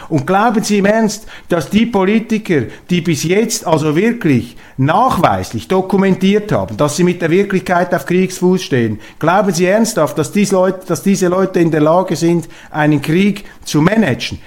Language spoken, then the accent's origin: German; Switzerland; als Schweizer